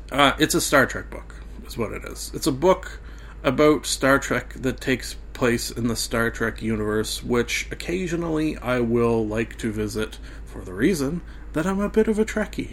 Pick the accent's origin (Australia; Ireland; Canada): Canada; being a Canadian